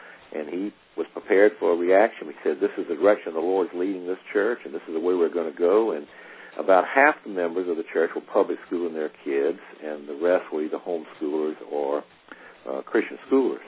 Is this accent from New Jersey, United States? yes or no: no; Aiken, South Carolina, United States; Aiken, South Carolina, which is my hometown